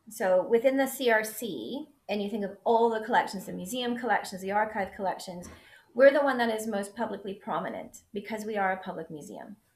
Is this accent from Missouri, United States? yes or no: no; West Virginia, United States; also born or lived in Texas; now in Scotland, United Kingdom; So I say I'm from West Virginia. So I grew up in the US, but before I moved to Scotland, I'd actually lived in five states. But West Virginia is the state I uh, lived in the longest. So I claim to be a West Virginian.